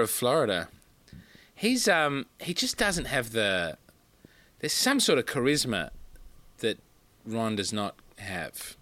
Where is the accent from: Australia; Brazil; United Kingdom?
Australia; also born or lived in Adelaide / Sydney; I'm from Australia.